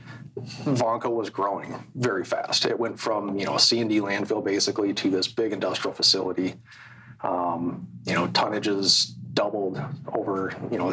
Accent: Alexandria, Minnesota, United States; also born or lived in Fargo / Utah; So I grew up in Alexandria, Minnesota

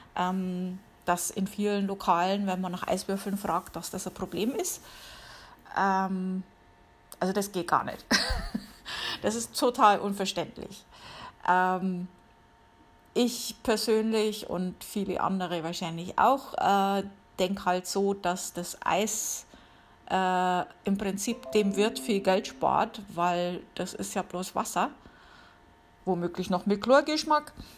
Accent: Germany; now in United States; bei uns in Deutschland

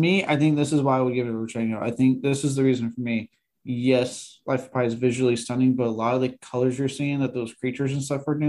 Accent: Texas, United States; a dude born and raised in Texas

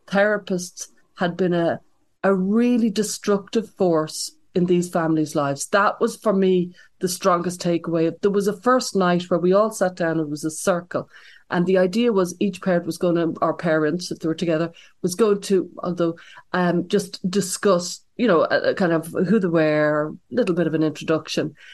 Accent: Ireland; now in United States; because I came over from Ireland, I'm always been kind of impressed upon about the you know the cultural, political polarization that's going on in America

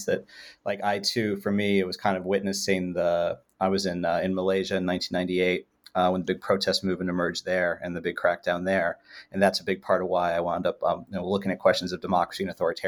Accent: California, United States; I spent a lot of my youth in California.

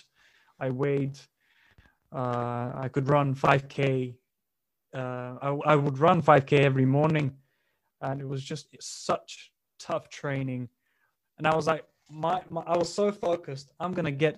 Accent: Bulgaria; moved away; I grew up in a very in a working class family in Bulgaria

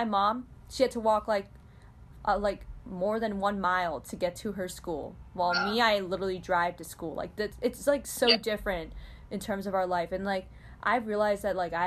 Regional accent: Chicagoland area, Illinois, United States; I was born a year later in, around Chicagoland area

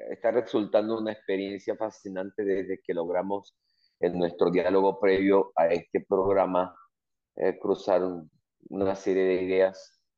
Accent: Zulia, Venezuela; moved away as an adult; now in United States

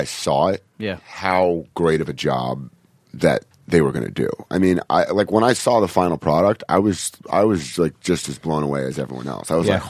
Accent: Los Angeles, California, United States; I grew up in Venice.

